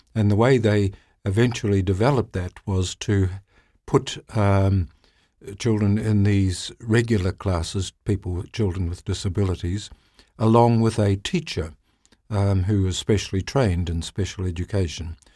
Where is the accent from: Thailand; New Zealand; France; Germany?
New Zealand; I'm from New Zealand